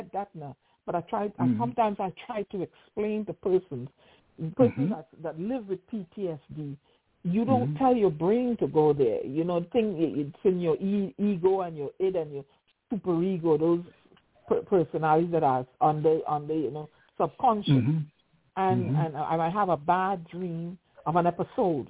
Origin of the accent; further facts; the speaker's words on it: Trinidad & Tobago; moved away as an adult; also born or lived in Barbados; now in United States; Originally, I was born in the Twin Republics of Trinidad and Tobago in a village called Pagé. I grew up in the environs.